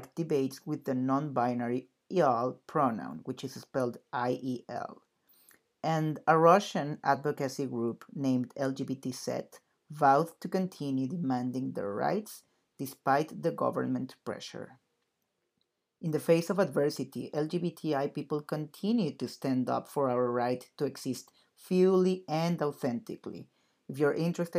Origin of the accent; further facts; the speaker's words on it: Mexico City, Mexico; moved away as an adult; now in New York City, United States; I am originally from Mexico City and currently a grad student at NYU, so I am living in New York City.